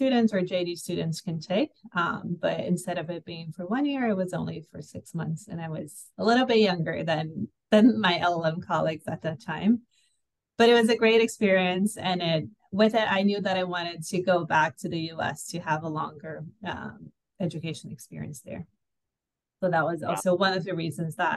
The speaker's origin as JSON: {"language": "English", "country": "Brazil", "also_born_or_lived": "Rio de Janeiro", "said": "I'm from Brazil."}